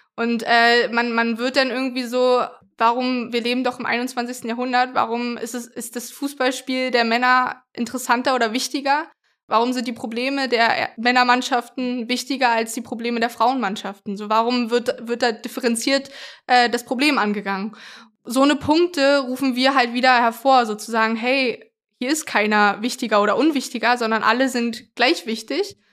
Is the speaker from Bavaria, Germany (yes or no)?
no; Berlin, Germany; ich bin in, im Köpenicker Raum groß geworden